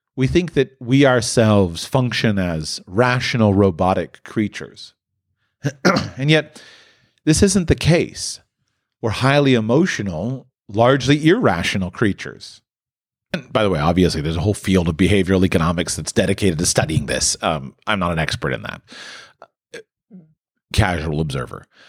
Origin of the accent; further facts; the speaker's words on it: near Palm Beach, Florida, United States; I grew up near Palm Beach